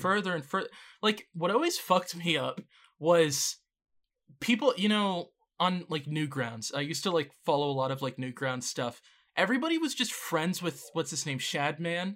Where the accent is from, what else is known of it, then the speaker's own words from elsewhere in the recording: Canada; as a Canadian